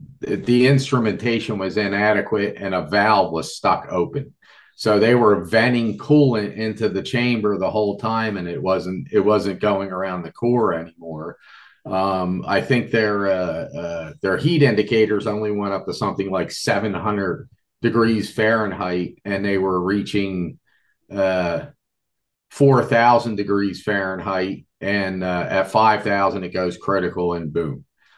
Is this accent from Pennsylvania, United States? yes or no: yes; Levittown, Pennsylvania, United States; I grew up in Levittown, Pennsylvania, about an hour and 40 minutes from where Three Mile Island took place, on the Susquehanna River.